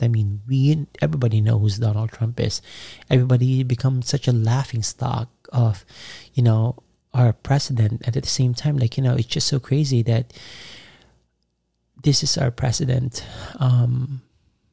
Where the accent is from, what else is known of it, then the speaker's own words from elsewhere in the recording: Philippines; now in United States; I was born in the Philippines. However, I migrated to America and I become a U.S. citizen